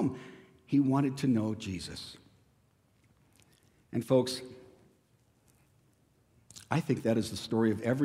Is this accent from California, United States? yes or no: yes; Escondido, California, United States; growing up in Escondido, my family had a huge avocado grove right across the street